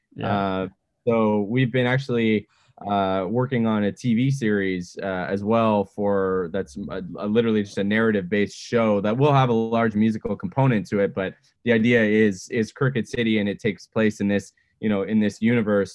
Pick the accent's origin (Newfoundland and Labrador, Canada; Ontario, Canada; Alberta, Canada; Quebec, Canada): Alberta, Canada; Edmonton; now in Vancouver, Canada; I grew up in Edmonton